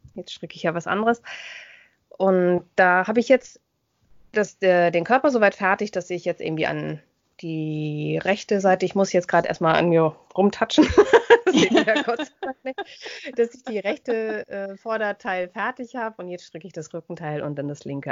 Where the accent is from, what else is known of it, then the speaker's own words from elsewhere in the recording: Germany; bei uns in Deutschland